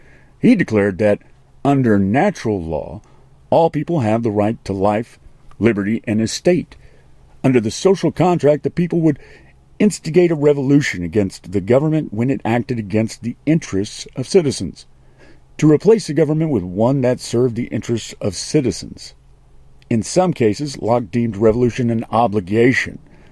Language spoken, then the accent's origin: English; Texas, United States; I know I am from West Texas, that we are typically 7 to 9 years behind New York City or Los Angeles, and we aren't supposed to be very sophisticated